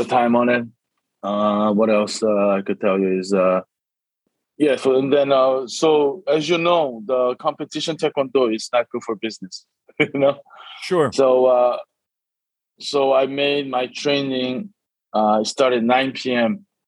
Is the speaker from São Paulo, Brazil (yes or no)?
yes; São Paulo, Brazil; moved away; also born or lived in Korea; when I was uh, first grade, right? So I was seven, eight years old. Uh, I moved to Brazil